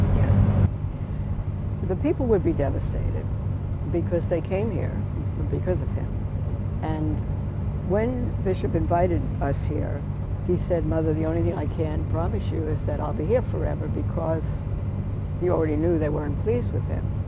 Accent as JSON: {"language": "English", "region": "New York", "country": "United States", "said": "I'm a New Yorker"}